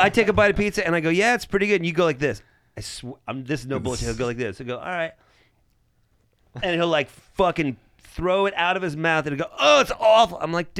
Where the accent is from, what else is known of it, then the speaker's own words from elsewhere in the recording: United States; I'm American.